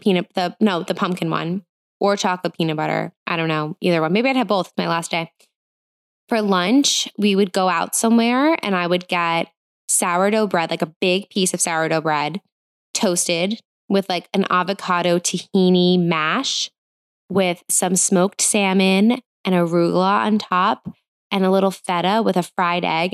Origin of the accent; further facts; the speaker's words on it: New Jersey, United States; I grew up in New Jersey. I live in New Jersey.